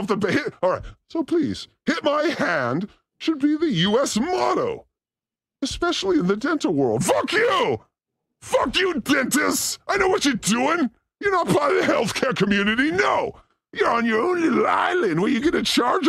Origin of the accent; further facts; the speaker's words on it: Los Angeles, California, United States; I'm from Venice, so there's bikes everywhere